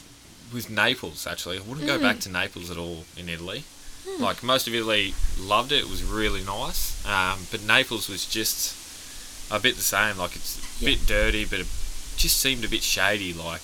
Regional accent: Rockhampton, Queensland, Australia; and then you would have to go, Queensland, because no one would know where Rocky is, and they would go, Brisbane, and we're like, no, yeah, like 8 hours north of Brisbane.

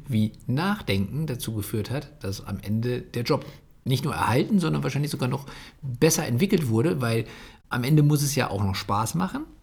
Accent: Bocholt, North Rhine-Westphalia, Germany; ich komme ja aus Bocholt

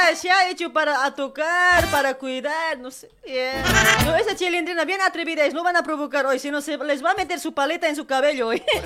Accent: Bolivia; Somos bolivianos, ¿sí o no? Todos somos bolivianos

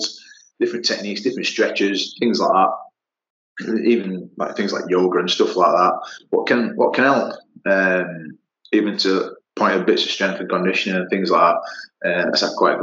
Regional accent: Yorkshire and the Humber, United Kingdom; I'm from Yorkshire

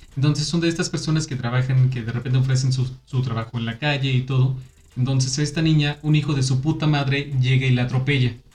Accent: Aguascalientes, Mexico; moved away as an adult; Yo estuve viviendo fuera de, de aquí, de Aguascalientes, mucho tiempo cuando llegó la hora de hacer mi servicio, yo dije, yo quiero regresarme a mi tierra

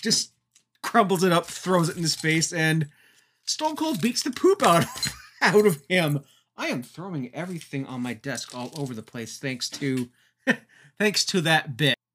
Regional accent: Canada; Being a Canadian

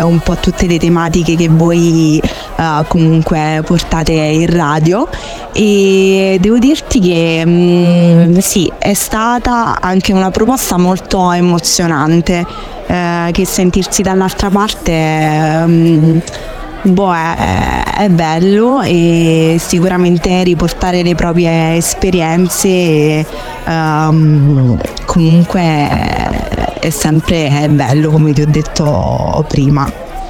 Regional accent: Frosinone, Lazio, Italy; now in Rome, Italy; vengo da Frosinone

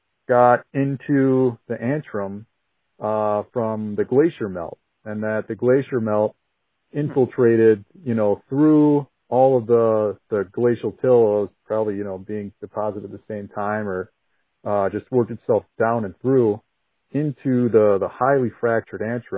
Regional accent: Michigan, United States; I'm from Michigan

